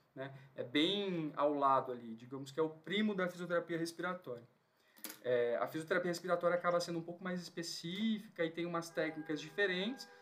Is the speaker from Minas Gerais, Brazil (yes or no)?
no; São Mateus, Espírito Santo, Brazil; moved away as an adult; now in São Paulo, Brazil; eu sou lá do Espírito Santo, de São Mateus, uma cidade do interior, litoral norte. Fiz faculdade de fisioterapia lá e me mudei para São Paulo assim que eu terminei